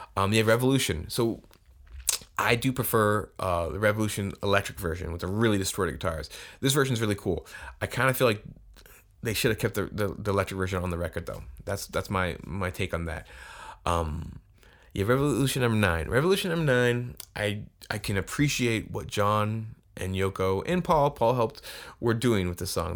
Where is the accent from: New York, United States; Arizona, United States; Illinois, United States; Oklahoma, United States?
Arizona, United States; Tucson; moved away; I'm from Tucson. At least I grew up there for a long t-, period